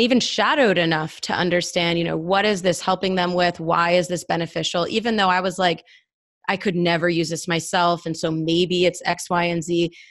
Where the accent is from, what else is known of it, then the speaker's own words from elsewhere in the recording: Northeast, United States; now in Atlanta, United States; I'm from the Northeast.